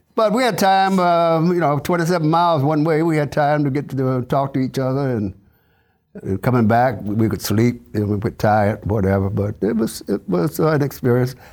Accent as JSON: {"language": "English", "town": "Falls Church", "region": "Virginia", "country": "United States", "tie": "born or raised there", "said": "I was born in Fall Stretch, Virginia, so And I graduated from, uh, James Lee Elementary School in seventh grade. That was as far as I could go in Fairfax County."}